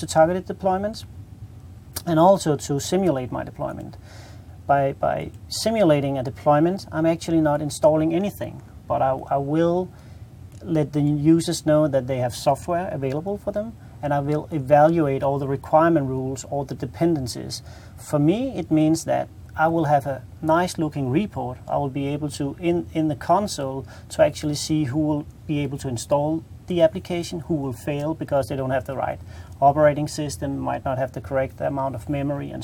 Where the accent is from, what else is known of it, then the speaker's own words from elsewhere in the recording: Denmark; English is a second language; I'm Danish.